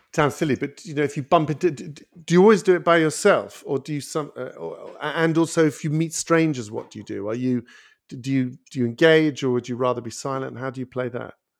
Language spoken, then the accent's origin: English; United Kingdom; I'm British